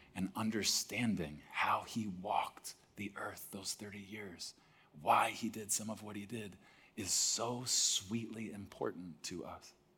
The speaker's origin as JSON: {"language": "English", "region": "Texas", "country": "United States", "tie": "born or raised there", "said": "I grew up in Texas"}